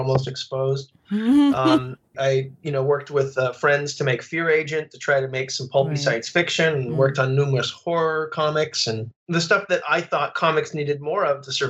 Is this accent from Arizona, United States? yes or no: yes; Phoenix, Arizona, United States; where I grew up in Phoenix.